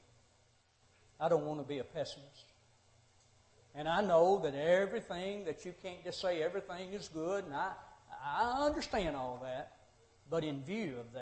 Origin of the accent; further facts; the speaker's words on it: Monterey, Tennessee, United States; moved away as an adult; also born or lived in Nashville, Tennessee / Cordele, Georgia; I had born and raised in Monterey, went off to Nashville School of Preaching